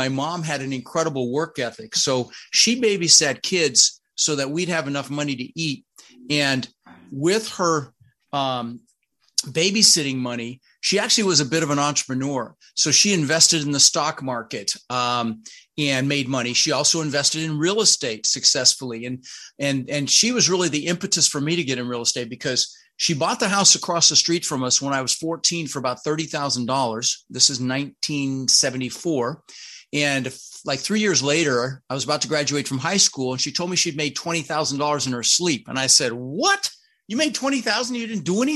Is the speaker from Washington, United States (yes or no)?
no; Denver, Colorado, United States; English is a second language; also born or lived in Netherlands; I immigrated from the Netherlands, from Holland, you know, wooden shoes and windmills. And we ended up in Denver, Colorado, where I lived for 30 years. Now, when we first got here, we really struggled. I was 6 years old